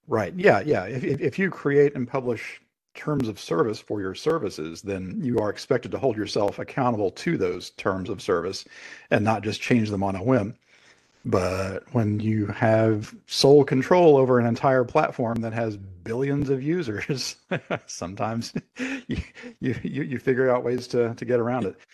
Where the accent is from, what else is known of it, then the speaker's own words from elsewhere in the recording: United States; as an American